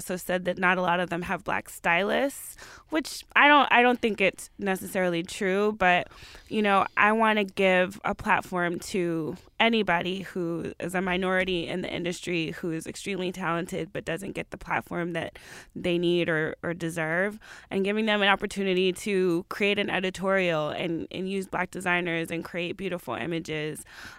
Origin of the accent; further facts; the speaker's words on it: Atlanta, Georgia, United States; Yeah. I'm from the South. I'm from Atlanta. So I like a lot of the Southern rappers.